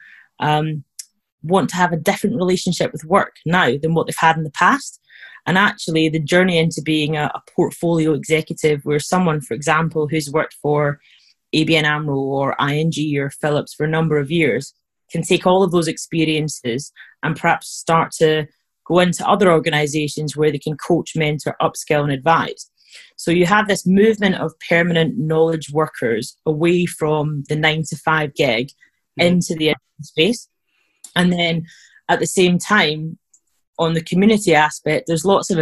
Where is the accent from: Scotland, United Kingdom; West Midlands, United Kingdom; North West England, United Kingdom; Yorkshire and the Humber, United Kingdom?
Scotland, United Kingdom; you probably can tell I'm from Scotland